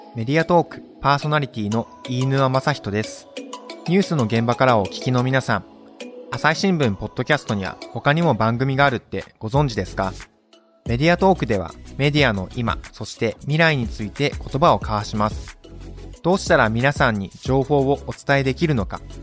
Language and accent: Japanese; Okayama, Japan; accent: Okayama dialect; now in Nagoya, Japan; 僕はあの出身岡山県です